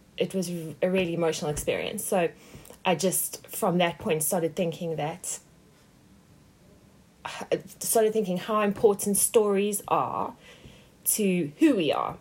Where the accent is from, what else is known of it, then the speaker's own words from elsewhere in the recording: South Africa; moved away; growing up in South Africa